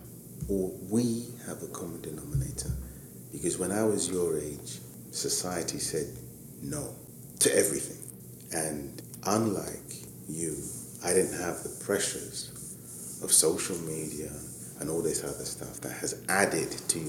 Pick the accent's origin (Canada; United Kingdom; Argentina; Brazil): United Kingdom; London; specifically born and raised in Hackney with a business in Hackney